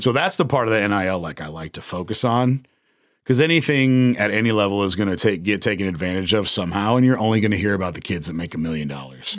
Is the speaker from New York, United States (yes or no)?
no; San Antonio, Texas, United States; also born or lived in Austin; my boy Sean that randomly enough I grew up with here in San Antonio